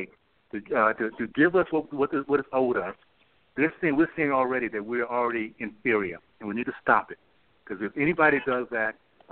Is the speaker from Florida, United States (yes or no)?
yes; Tallahassee, Florida, United States; I grew up in Tallahassee, Florida. So proud of that little town I grew up